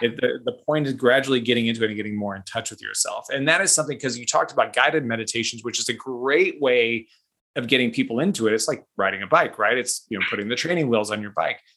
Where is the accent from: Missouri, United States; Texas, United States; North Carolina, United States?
Missouri, United States; Kansas City; Kansas City, my hometown